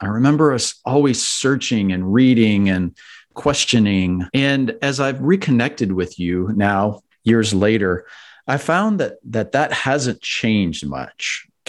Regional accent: Miami, Florida, United States; I grew up in Miami, Florida.

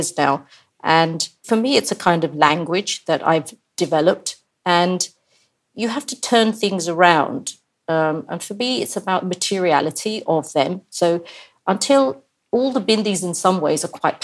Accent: India; I'm from India

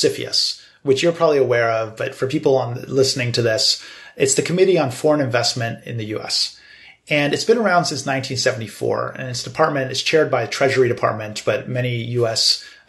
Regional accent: United States; also born or lived in China; we're all U.S. citizens. We happen to understand China very well, and we came from China, and many of us built our careers in China originally, but we're from America and we're based in America.

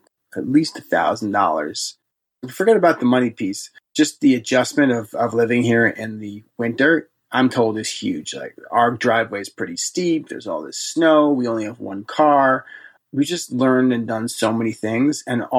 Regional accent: New York City, New York, United States; Now, I'm from New York City, but even though this is like 2 hours away from New York City, it's like night and day difference in temperatures.

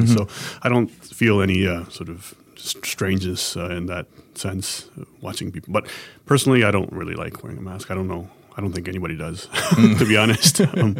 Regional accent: Japan; born or raised there

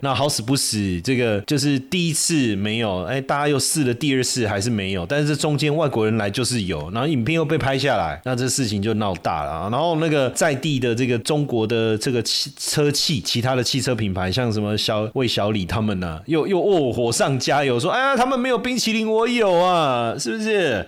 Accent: Taiwan; 小时候也是在家里都讲讲台语啊，然后跟我奶奶也都讲台语啊

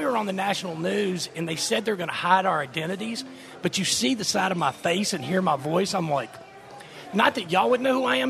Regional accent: Monroe, Louisiana, United States; now in New Orleans, United States; growing up in Monroe

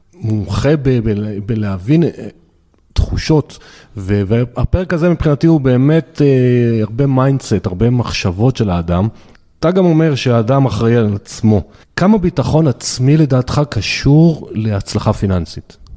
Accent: the Krayot, Haifa District, Israel; אני, אני מהקריות

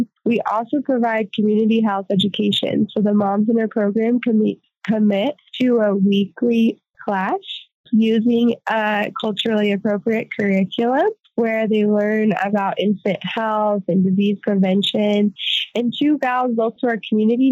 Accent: Northern Colorado, United States; moved away as an adult; now in Guatemala; We're from Northern Colorado, born and raised, and we moved to rural Guatemala

